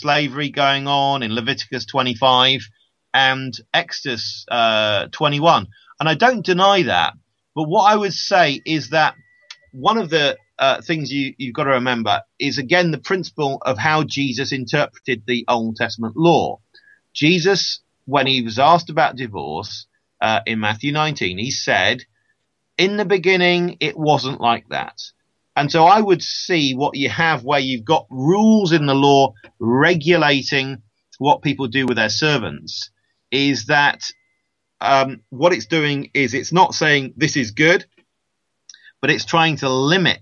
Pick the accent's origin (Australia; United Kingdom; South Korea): United Kingdom; I'm a Brit